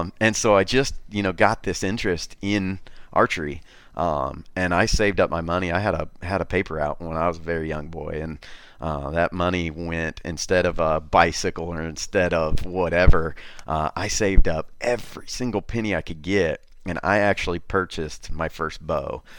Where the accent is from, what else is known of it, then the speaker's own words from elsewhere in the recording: Wabash, Indiana, United States; Born and raised in a, in a little town, Wabash, on the Wabash River